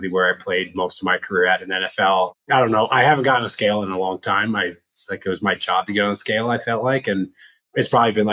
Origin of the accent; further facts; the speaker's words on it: Loveland, Colorado, United States; moved away as an adult; also born or lived in Los Angeles, California; I grew up in Colorado on the Front Range, went to a high school called Loveland High